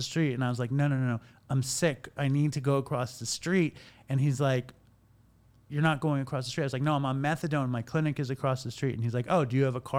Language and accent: English; New York City, New York, United States; we're from here